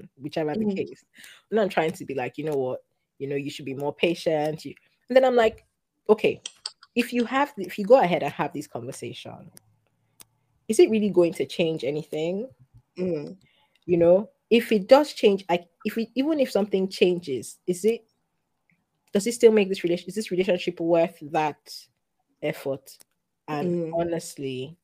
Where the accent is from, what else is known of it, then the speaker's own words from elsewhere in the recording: Lagos, Nigeria; my fellow Lagosian Nigerians at home in my family